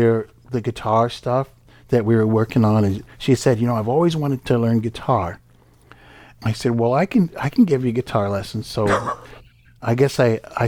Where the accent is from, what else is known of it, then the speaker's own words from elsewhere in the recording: Palo Alto, California, United States; I grew up in Palo Alto, California